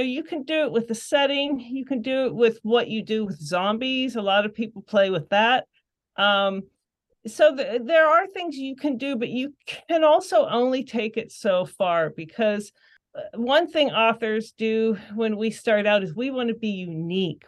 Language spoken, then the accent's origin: English; Pittsburgh, Pennsylvania, United States; we grew up in the suburbs and, you know, obviously it was more suburban